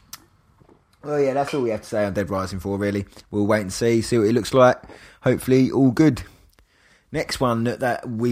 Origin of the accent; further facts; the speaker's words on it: England, United Kingdom; I'm English